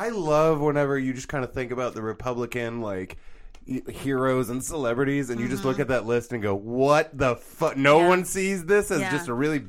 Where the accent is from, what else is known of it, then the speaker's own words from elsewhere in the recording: United States; As an American